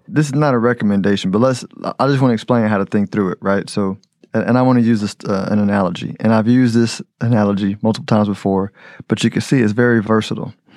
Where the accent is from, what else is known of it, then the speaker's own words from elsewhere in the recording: United States; I'm American